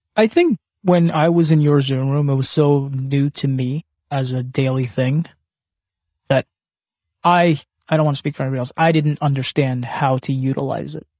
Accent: Canada; I was born in Canada

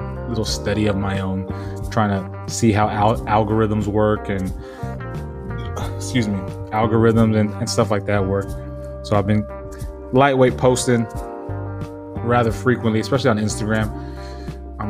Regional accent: San Diego, California, United States; moved away; I'm from San Diego, where we have that fucking 70-degree weather all fucking year long

